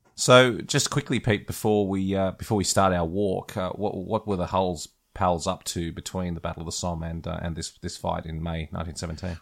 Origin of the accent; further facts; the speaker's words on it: Australia; as an Australian